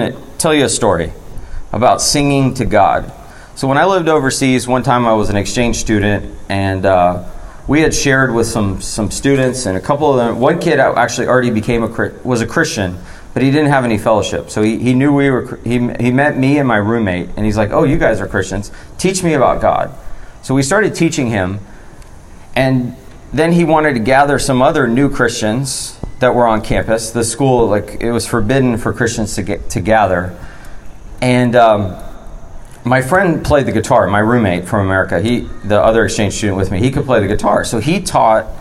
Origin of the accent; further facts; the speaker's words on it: United States; also born or lived in Florida / Georgia; now in North Carolina, United States; I grew up in Florida and Georgia